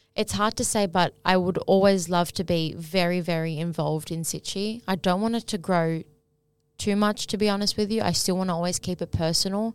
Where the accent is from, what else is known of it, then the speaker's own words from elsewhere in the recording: Sydney, New South Wales, Australia; growing up in Sydney